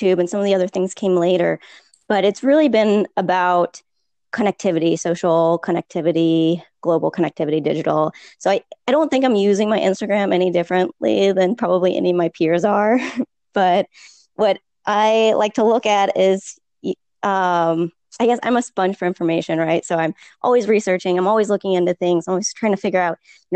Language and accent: English; St. Louis, Missouri, United States; moved away as an adult; also born or lived in Texas; now in Austin, United States; I am originally from St. Louis, but I did grad school in Texas